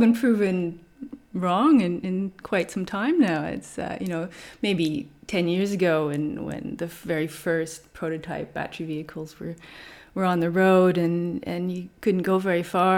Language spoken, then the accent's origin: English; Canada; moved away as an adult; also born or lived in Vancouver / Germany / France / Brisbane; now in Australia; I'm from Canada